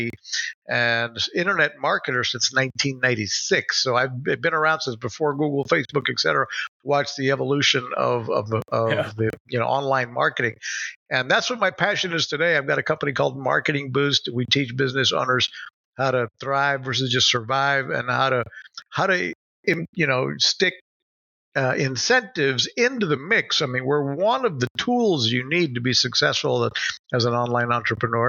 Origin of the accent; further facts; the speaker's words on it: Puerto Rico; moved away; I grew up here in Puerto Rico, but I hadn't been back in years.